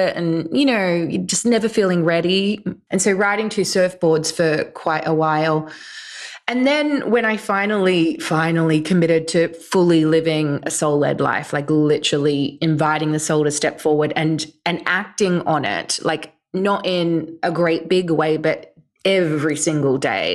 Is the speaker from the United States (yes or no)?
no; Australia; now in London, United Kingdom; I grew up in Australia and live in the UK now